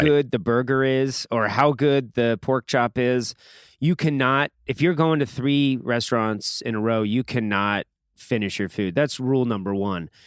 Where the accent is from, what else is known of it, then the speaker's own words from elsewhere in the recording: Atlanta, Georgia, United States; I'm from the A T L, Atlanta, Georgia